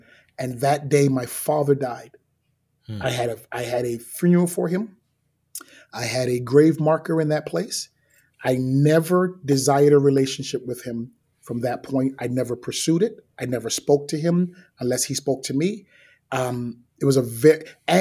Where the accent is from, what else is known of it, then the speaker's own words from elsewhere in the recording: New York City, New York, United States; I grew up in Brooklyn.